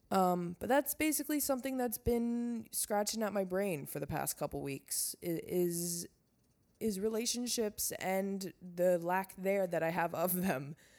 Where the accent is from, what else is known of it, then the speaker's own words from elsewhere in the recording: Long Island, New York, United States; moved away; I'm never coming back to Long Island